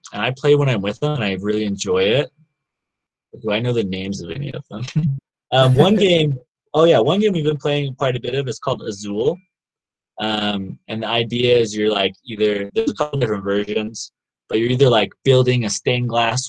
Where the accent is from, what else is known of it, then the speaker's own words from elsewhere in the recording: the South, United States; now in Provo, United States; I grew up in the South, obviously, and like people talk to each other a lot more there. But here in Utah